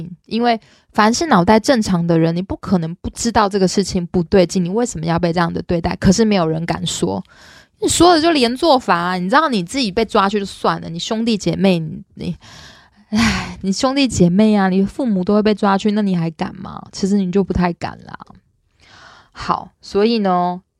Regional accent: Taiwan; born there; 很多时候啊，我们生在台湾会觉得理所当然

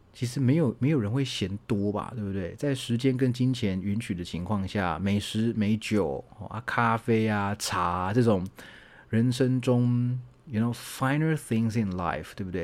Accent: Taichung, Taiwan; moved away; 我的老家在台中嘛

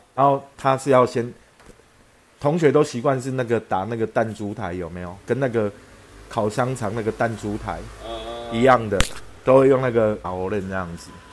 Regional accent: Taipei, Taiwan; 我小时候在宁夏路那边念小学

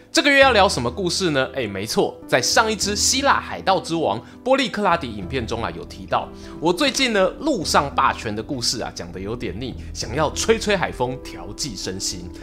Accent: Yilan County, Taiwan; 我故乡伊兰的苏澳港旁边

